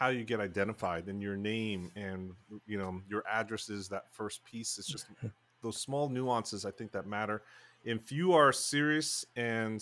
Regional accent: New Jersey, United States; This is my home state, gateway.org, New Jersey

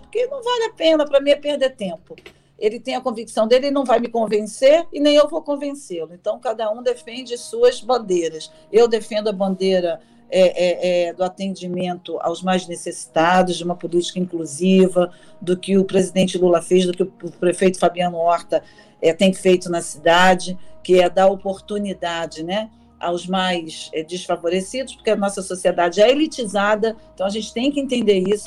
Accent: Baixada Fluminense, Rio de Janeiro, Brazil; sou da Baixada Fluminense, que eu tenho um orgulho, falo isso com muito orgulho, porque ali eu me formei

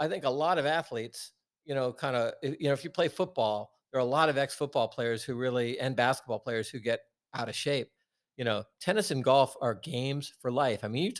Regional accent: Washington, District of Columbia, United States; I thought that was great for the city of DC in 2019. Yeah. That's my hometown.

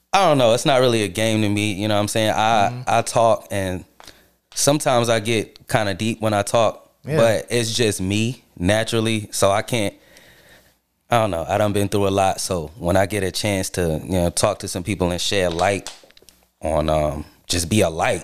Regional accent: Charlotte, North Carolina, United States; also born or lived in Queens, New York; I'm from Charlotte. Yeah, I'm from Charlotte. I was born in New York, but I'm from Charlotte.

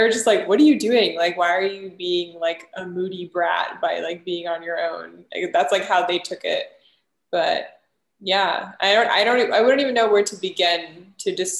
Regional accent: United States; growing up in America

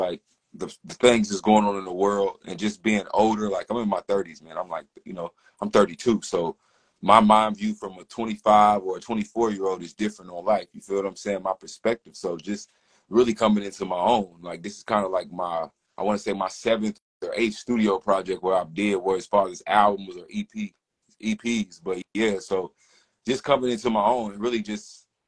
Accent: West Virginia, United States; now in Charlotte, United States; I'm originally from West Virginia, so they always did a Juneteenth festival growing up

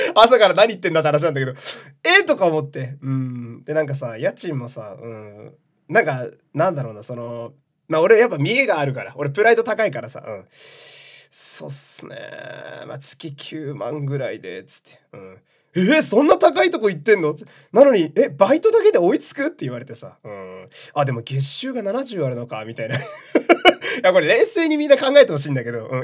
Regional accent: Fukui, Japan; moved away; 地元の福井の友達

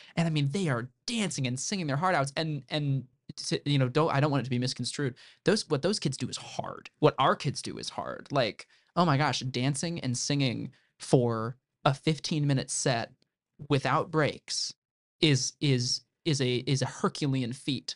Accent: Central Illinois, United States; moved away as an adult; now in Indiana, United States; I'm not from Indiana originally. I'm from Central Illinois. Um, a town of about a thousand people

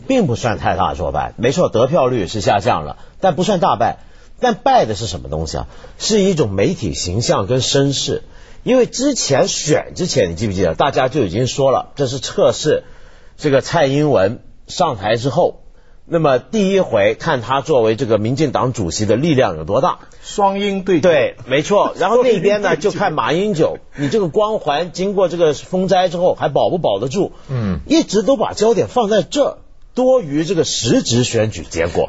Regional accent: Taiwan; moved away; 我小时候在台湾的时候

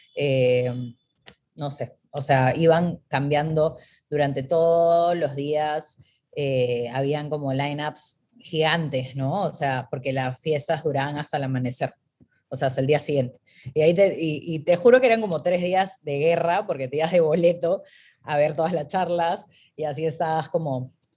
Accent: Peru; moved away; yo vengo de Perú

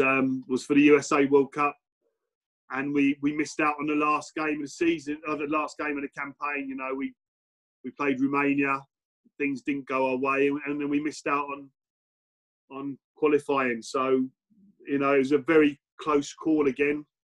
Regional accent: England, United Kingdom; born there; I wasn't born and bred in Wales, but all my family are from Cardiff. So literally every other person in my family as well. So I was the only one born in England.

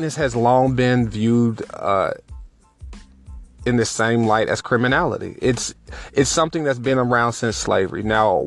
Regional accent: United States; for me to be an American

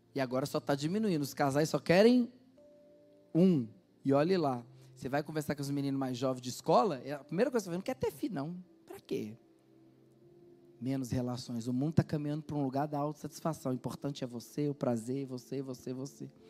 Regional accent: Minas Gerais, Brazil; Nós que somos mineiros

